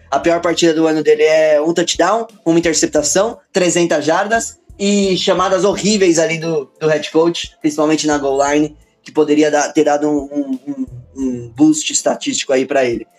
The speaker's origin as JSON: {"language": "Portuguese", "region": "São Paulo", "country": "Brazil", "said": "sou aqui da Zona Leste de São Paulo, sou da Quebrada"}